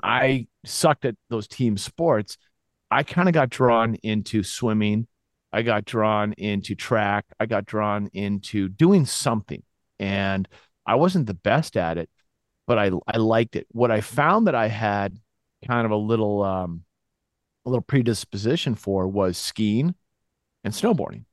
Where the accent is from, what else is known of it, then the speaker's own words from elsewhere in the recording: Winchester, Massachusetts, United States; also born or lived in Gloucester, Massachusetts; I moved to Winchester, Massachusetts, which is just outside of Boston, like a stone's throw away. And those were kind of the formative years